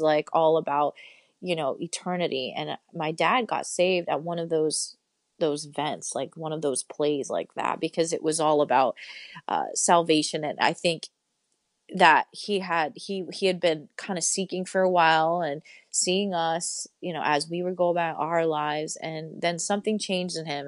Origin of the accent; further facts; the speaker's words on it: Poughkeepsie, New York, United States; I grew up in Poughkeepsie, New York, um, which is about two hours north of New York City